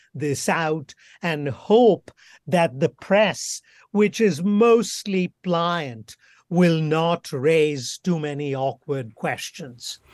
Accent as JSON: {"language": "English", "region": "West Bengal", "country": "India", "tie": "born or raised there", "moved": "yes", "lives_now": "Bloomington, United States", "said": "my home state of Bengal"}